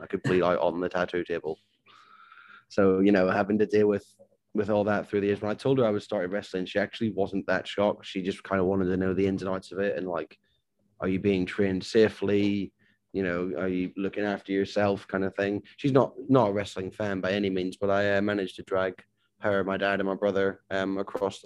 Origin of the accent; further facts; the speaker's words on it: Northern Ireland, United Kingdom; moved away as an adult; also born or lived in Portsmouth; growing up in Ireland